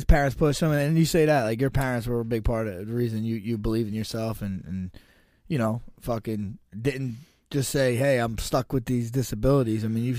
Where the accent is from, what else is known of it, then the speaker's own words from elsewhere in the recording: New Jersey, United States; I'm from Jersey.